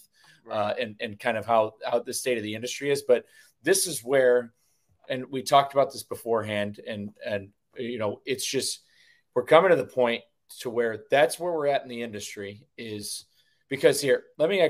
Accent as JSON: {"language": "English", "region": "Northeast", "country": "United States", "said": "we're from the Northeast. We know what winter feels like"}